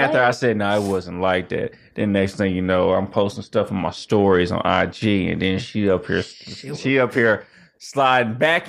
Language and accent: English; Kansas City, Missouri, United States; So originally I'm from Kansas City, Missouri, and I was an R&B singer.